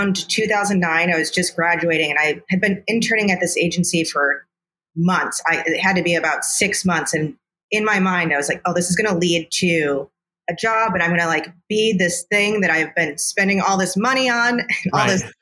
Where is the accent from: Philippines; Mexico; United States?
United States; Chicago, Illinois; I'm a native Chicagoan. I grew up in the suburbs, and now I'm on the south side